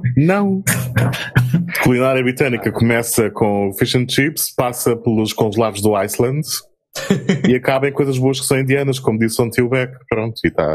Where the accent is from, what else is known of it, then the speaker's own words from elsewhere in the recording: Azores, Portugal; now in Germany; nasci num lugar no meio do Atlântico, sou português, mas açoriano.